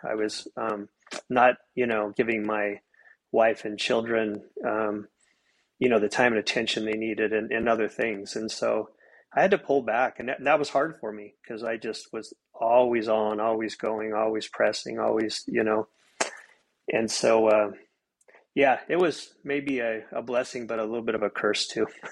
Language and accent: English; Soda Springs, Idaho, United States; moved away as an adult; also born or lived in Logan, Utah; now in Treasure Valley, Idaho, United States; I'm from a, a, a, small town in eastern Idaho, Soda Springs